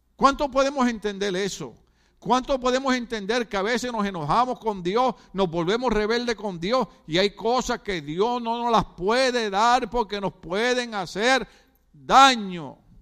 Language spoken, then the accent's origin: Spanish; Puerto Rico; moved away; en Puerto Rico decimos la botó, botó la pelota